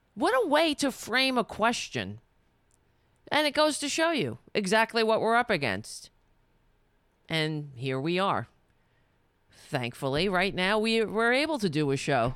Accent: New York City, New York, United States; I'm Irish, but I, I grew up on Staten Island

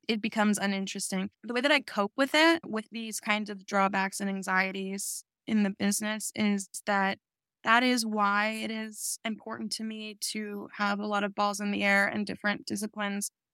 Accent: New York, United States; I grew up in New York

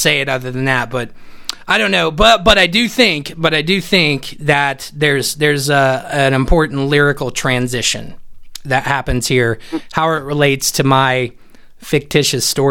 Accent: Indiana, United States; I grew up in Indiana

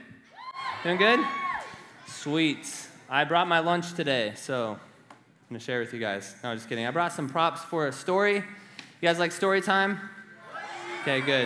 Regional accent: Nebraska, United States; I'm from Nebraska. I was raised on a farm

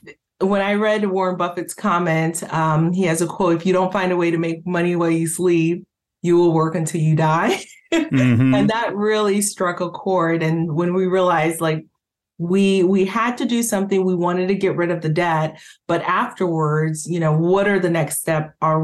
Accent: Haiti; moved away; I came from Haiti, like you mentioned a little bit earlier

